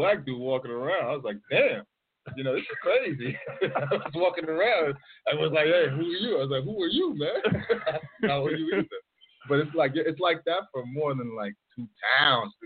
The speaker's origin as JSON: {"language": "English", "region": "New York area", "country": "United States", "said": "I'm coming from New York area, so it's more diverse"}